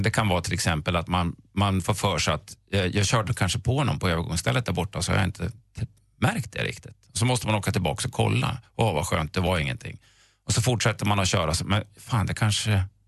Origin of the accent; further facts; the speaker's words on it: Östersund, Jämtland, Sweden; jag är en bilelektrikergrabb från Östersund